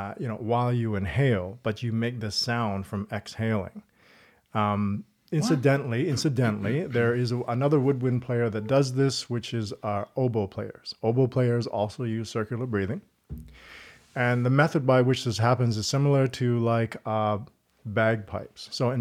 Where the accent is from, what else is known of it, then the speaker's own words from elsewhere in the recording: East Coast, Canada; also born or lived in Toronto; Born in Toronto, grew up on the East Coast.